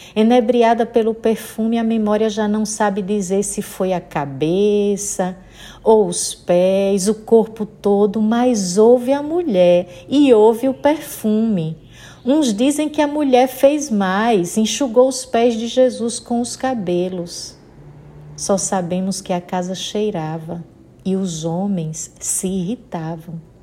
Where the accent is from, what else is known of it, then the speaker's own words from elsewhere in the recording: Sergipe, Brazil; accent: nordestina (Northeastern Brazilian); now in Maceió, Brazil; pelo meu sotaque percebe que sou nordestina. Falo aqui de Maceió, Alagoas. Sou sergipana, mas já vivendo aqui nas terras alagoanas há 28 anos.